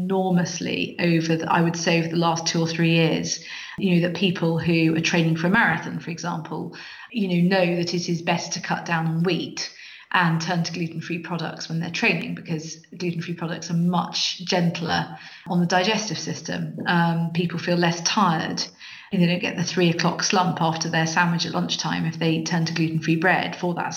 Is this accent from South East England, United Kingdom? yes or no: yes; South East England, United Kingdom; now in Edinburgh, United Kingdom; You can tell I'm not Scottish. I'm from the southeast of England.